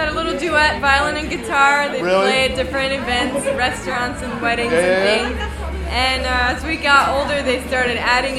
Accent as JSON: {"language": "English", "town": "Chesapeake", "region": "Virginia", "country": "United States", "tie": "born or raised there", "said": "we're from Chesapeake, Virginia, just a couple hours away from here."}